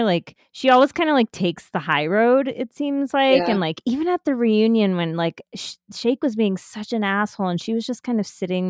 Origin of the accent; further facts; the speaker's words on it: United States; as a South Asian American